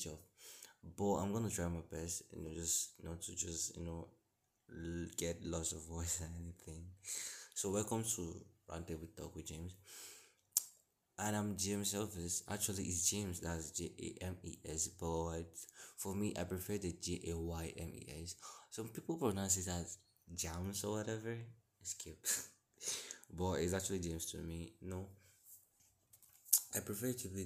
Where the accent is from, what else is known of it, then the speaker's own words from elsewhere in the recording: Imo, Nigeria; also born or lived in Lagos; I'm from a state in Nigeria called Imo State